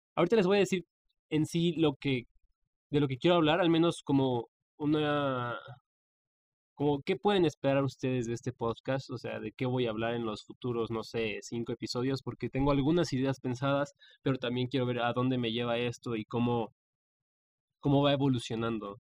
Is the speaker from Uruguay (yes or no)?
no; Mexico; mi país, México